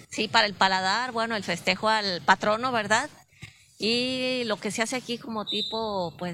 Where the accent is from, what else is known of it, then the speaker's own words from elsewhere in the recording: Colima, Mexico; moved away as an adult; now in Villa de Álvarez, Mexico; pues soy de Colima, pero ya tengo 25 años viviendo aquí en la villa, ya soy más villana que, Colimota.